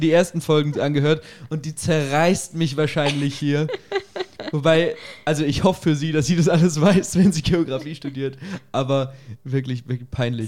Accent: Germany; bei uns in Deutschland, in unserer Gesellschaft

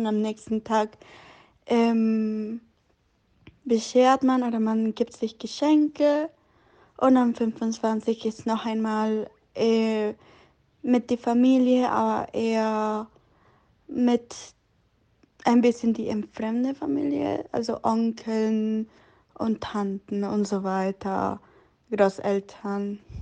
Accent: Guatemala; German is a second language; now in Germany; ich komme aus Guatemala

